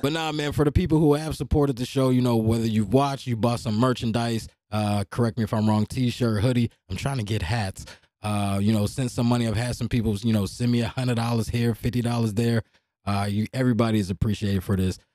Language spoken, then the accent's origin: English; Hopewell, Pennsylvania, United States; I'm from Hopewell